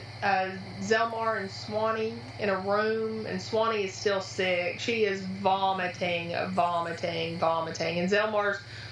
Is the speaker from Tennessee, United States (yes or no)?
yes; Tennessee, United States; I'm from Tennessee